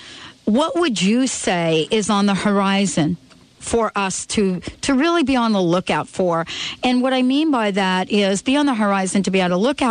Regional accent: New York City, New York, United States; born or raised there

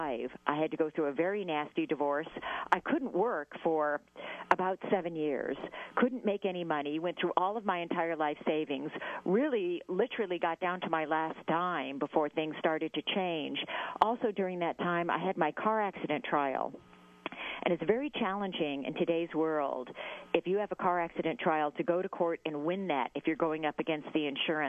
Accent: Southern California, United States; I grew up in Southern California

